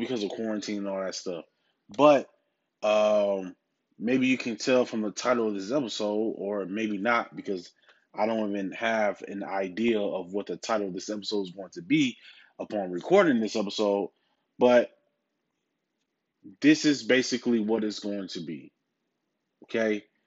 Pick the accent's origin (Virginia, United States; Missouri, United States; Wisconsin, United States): Wisconsin, United States; Milwaukee; my hometown team, the Milwaukee Bucks